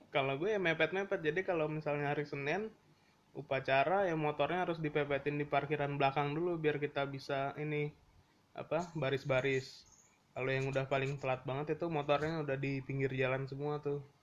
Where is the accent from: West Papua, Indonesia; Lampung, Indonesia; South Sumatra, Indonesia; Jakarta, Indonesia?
Jakarta, Indonesia; kita kan orang Jakarta